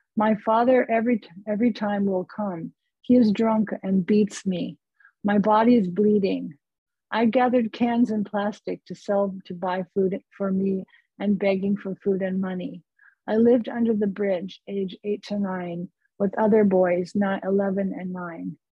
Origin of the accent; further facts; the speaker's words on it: California, United States; I'm from California